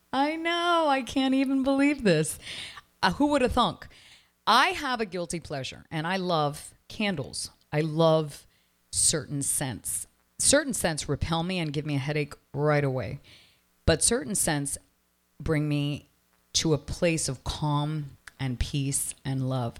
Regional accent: Toronto, Ontario, Canada; now in Miami, United States; I come from Toronto

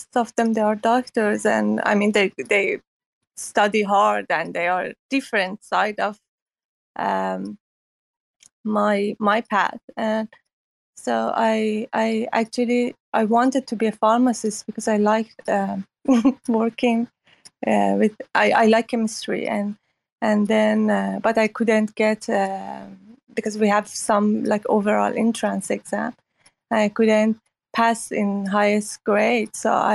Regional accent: Iran; moved away as an adult; now in Hong Kong; I grew up in Iran after revolution, and then I lived through Iran and Iraq war, and left Iran 2009

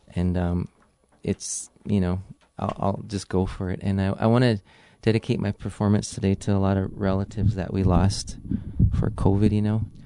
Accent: Pine Ridge Indian Reservation, South Dakota, United States; I'm from the Badlands of South Dakota, uh, Pine Ridge Indian Reservation, Cheyenne Lakota

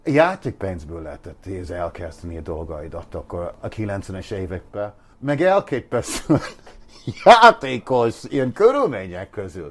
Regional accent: Ireland; Hungarian is a second language; moved away as an adult; now in Budapest, Hungary; én is ír vagyok. Én egy protestáns, misztikus, búzi ember vagyok nektek, jó, oké, okay, de én ide születtem.

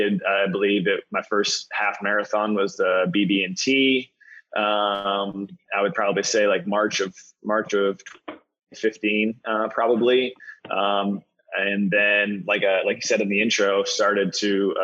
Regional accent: east of Syracuse, upstate New York, United States; moved away as an adult; also born or lived in South Carolina / New Orleans / Minneapolis; now in Charlotte, United States; Originally from upstate New York, east of Syracuse, small little town, played a couple sports in high school. Never really considered myself a quote unquote runner, but was, in all the different sports, enjoyed that. Moved to South Carolina after high school and went to Coastal Carolina University

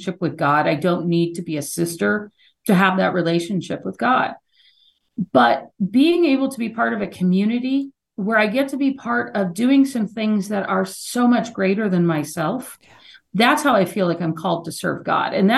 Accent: New Mexico, United States; I grew up in New Mexico

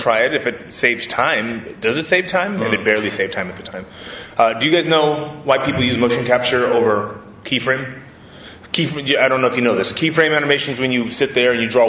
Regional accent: Hawaii, United States; I grew up in Hawaii, and my mom put me into karate when I was a kid

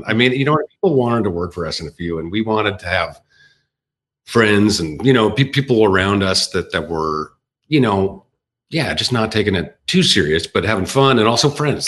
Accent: Edmonton, Alberta, Canada; as kids growing up in Edmonton

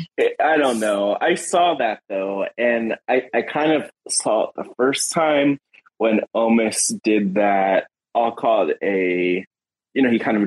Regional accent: United States; I am American

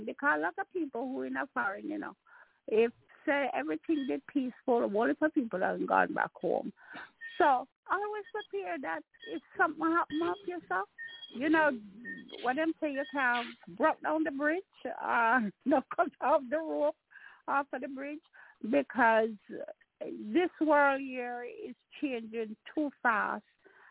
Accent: Jamaica; now in Maryland, United States; I'm a Jamaican

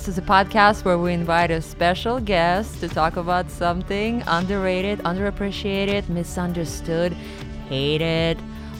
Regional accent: Siberia, Russia; moved away; growing up in Siberia

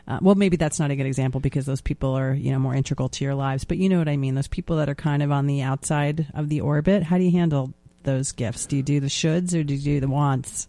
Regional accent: New York, United States; as a New Yorker

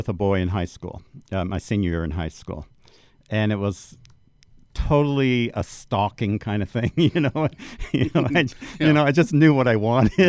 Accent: Orange County, California, United States; I grew up in Orange County.

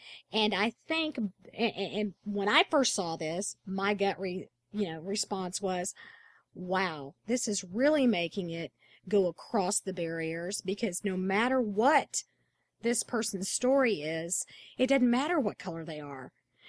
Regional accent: Texas, United States; It won't matter that I'm from Texas.

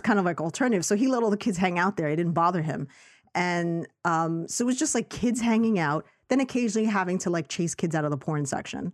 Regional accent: New York City, New York, United States; I grew up in Astoria, Queens

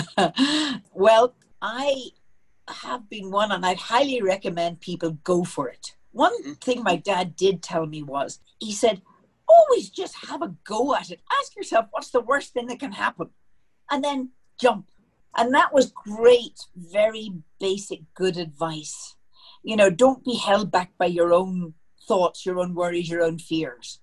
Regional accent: Belfast, Northern Ireland, United Kingdom; moved away as an adult; now in Denver, United States; I'm from Belfast, and um, that's in Ireland.

